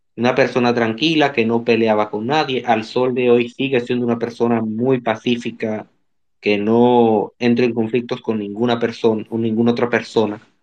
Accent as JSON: {"language": "Spanish", "country": "Dominican Republic", "said": "Sí, soy dominicano."}